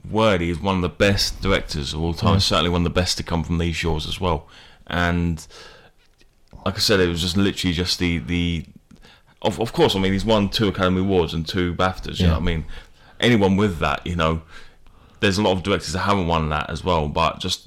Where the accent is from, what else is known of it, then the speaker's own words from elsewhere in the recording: England, United Kingdom; we're English